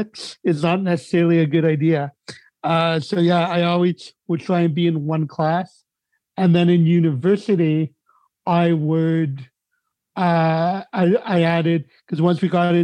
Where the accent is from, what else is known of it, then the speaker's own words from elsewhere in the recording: Montreal, Quebec, Canada; I came from the Quebec school system because I grew up in Montreal